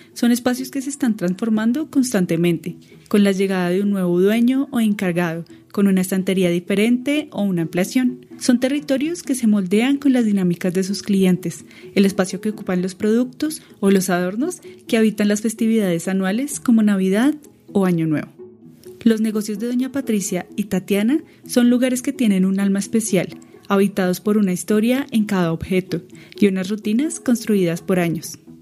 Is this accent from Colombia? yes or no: yes; Colombia; como colombianos